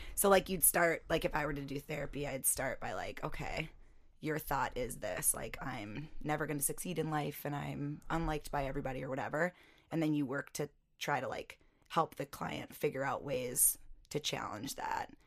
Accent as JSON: {"language": "English", "town": "North Mankato", "region": "Minnesota", "country": "United States", "tie": "born or raised there", "said": "I grew up in Mankato, North Mankato"}